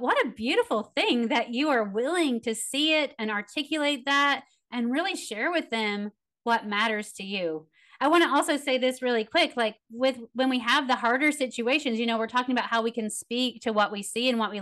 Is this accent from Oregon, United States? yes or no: no; Tennessee, United States; I'm from Tennessee.